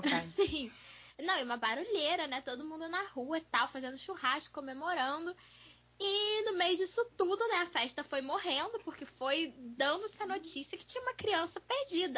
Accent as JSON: {"language": "Portuguese", "town": "Volta Redonda", "region": "Rio de Janeiro", "country": "Brazil", "tie": "born or raised there", "said": "em Volta Redonda, né? Que é onde eu fui criada"}